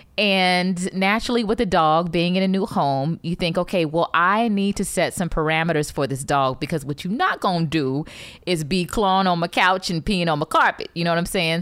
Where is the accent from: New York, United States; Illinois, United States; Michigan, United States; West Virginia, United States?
Michigan, United States; Detroit; when I was growing up in Detroit